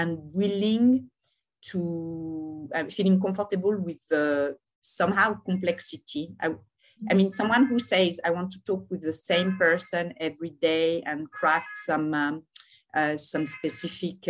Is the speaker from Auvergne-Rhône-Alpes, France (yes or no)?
yes; Lyon, Auvergne-Rhône-Alpes, France; moved away as an adult; now in Paris, France; I'm born in Lyon. I live now in Paris